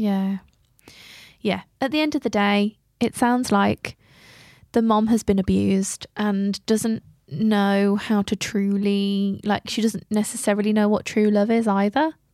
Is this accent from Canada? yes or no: no; England, United Kingdom; We're so English.